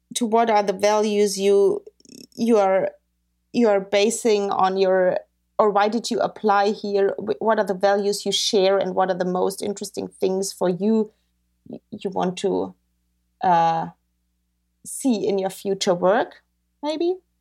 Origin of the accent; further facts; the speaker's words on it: Bavaria, Germany; I grew up in Bavaria